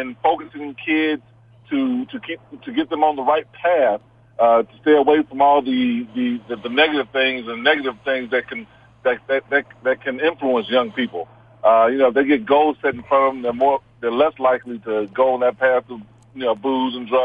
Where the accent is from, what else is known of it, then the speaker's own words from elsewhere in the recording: Houston, Texas, United States; also born or lived in Wyoming; I grew up in Houston, Texas.